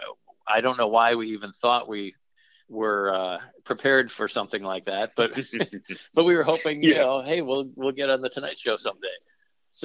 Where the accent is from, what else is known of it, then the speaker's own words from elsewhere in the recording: Minnesota, United States; I grew up in Minnesota